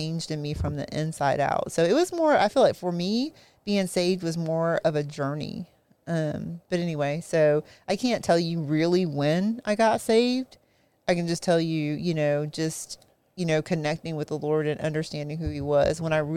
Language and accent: English; South Carolina, United States; we grew up in South Carolina